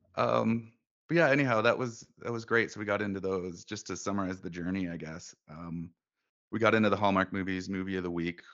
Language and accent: English; Bellingham, Washington, United States; now in Alberta, Canada; I grew up in Bellingham, Washington, originally